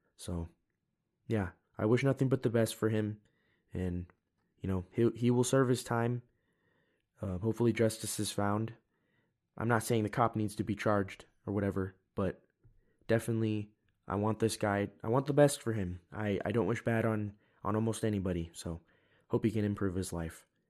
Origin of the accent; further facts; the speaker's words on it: United States; I'm an American